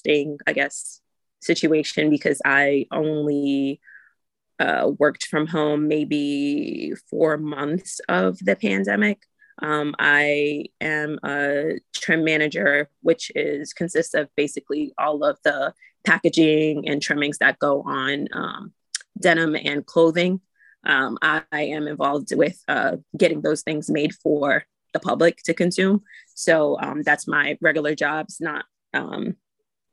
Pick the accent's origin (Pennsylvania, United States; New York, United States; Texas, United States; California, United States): New York, United States; New York City; also born or lived in Far Rockaway, New York; I'm from New York City, raised and born in the Bronx, and I live in Far Rockaway, New York